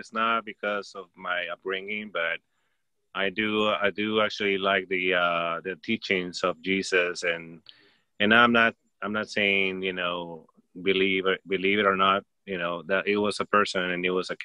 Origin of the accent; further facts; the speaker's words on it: Peru; I grew up in Peru